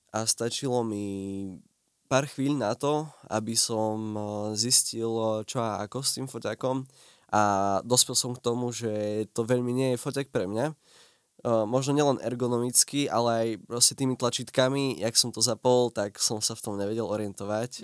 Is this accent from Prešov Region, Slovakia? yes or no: yes; Prešov, Prešov Region, Slovakia; u nás v Prešove